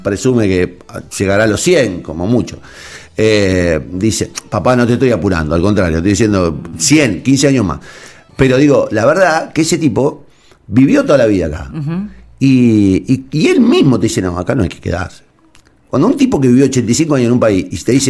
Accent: Argentina; ¿Qué somos, digamos, los argentinos?

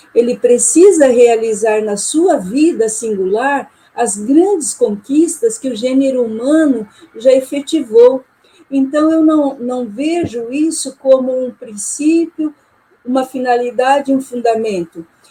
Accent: Maringá, Paraná, Brazil; also born or lived in Porto Velho, Rondônia; sou de Maringá, Paraná e também tenho atuado em Porto Velho, Rondônia, como professora é, visitante

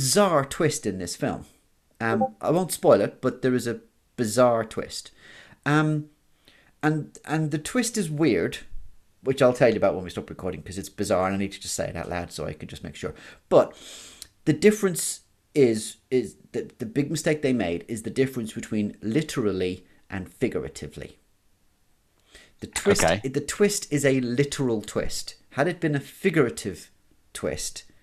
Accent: Ireland; I'm not British, I'm Irish

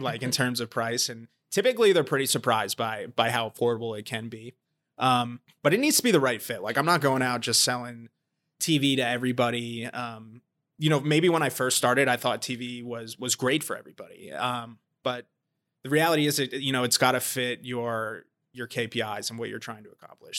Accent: New Jersey, United States; moved away as an adult; also born or lived in Georgia / Baltimore; I grew up in New Jersey

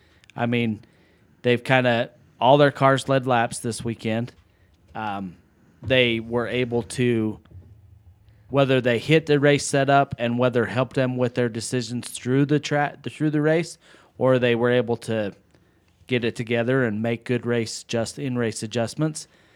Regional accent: Las Vegas, Nevada, United States; And, I mean, being from Vegas, growing up in the Southwest

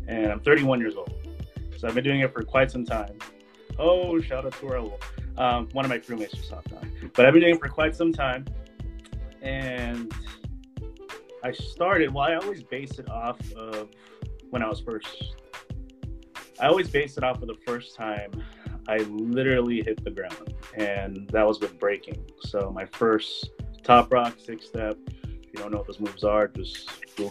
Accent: Daly City, California, United States; I grew up in the Bay Area

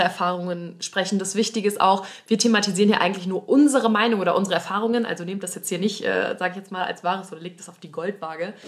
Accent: Kohlscheid, North Rhine-Westphalia, Germany; Also wir kommen aus Aachen, aber es gibt so ein Vordorf, der heißt ja. Kohlscheid und da kommen wir halt her

